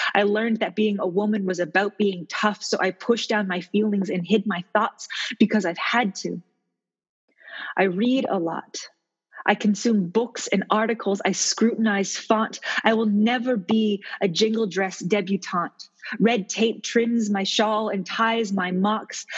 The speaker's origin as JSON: {"language": "English", "town": "Halifax", "region": "Nova Scotia", "country": "Canada", "said": "I am from Halifax, Nova Scotia"}